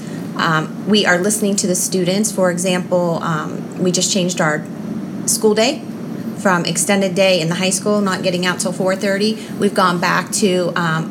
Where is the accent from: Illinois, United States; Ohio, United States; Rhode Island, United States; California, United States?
Ohio, United States; Youngstown; I'm born and raised in Youngstown. I love being from Youngstown.